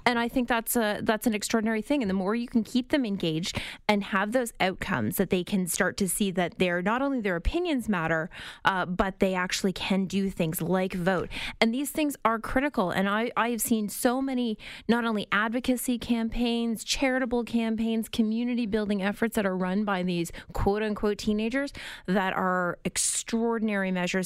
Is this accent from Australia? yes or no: no; outside of Windsor, Ontario, Canada; I grew up outside of Windsor